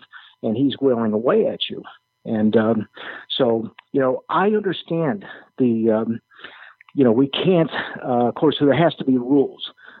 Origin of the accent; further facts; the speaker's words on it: Chicago, Illinois, United States; moved away; I grew up in Chicago